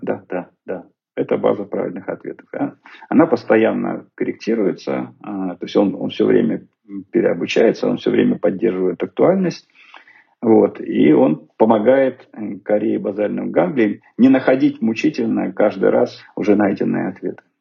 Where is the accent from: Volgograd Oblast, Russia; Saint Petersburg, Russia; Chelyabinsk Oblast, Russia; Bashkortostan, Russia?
Chelyabinsk Oblast, Russia; Snezhinsk; now in Moscow, Russia; из Снежинска, откуда я родом